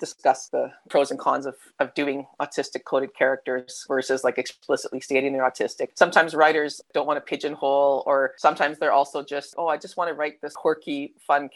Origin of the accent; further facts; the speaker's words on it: Canada; accent: Canadian; now in Melbourne, Australia; You can tell by the accent, though, I'm like Canadian. So, I mean, I'm Aussie by citizenship now, but I'm originally from Canada